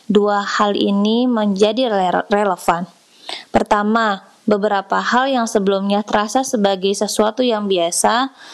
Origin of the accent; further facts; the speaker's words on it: Tasikmalaya, West Java, Indonesia; saat aku pulang ke desaku di sudut Tasikmalaya, aku melihat hidup orang-orang biasa yang bertani dan berkebun tetap berjalan seperti normalnya.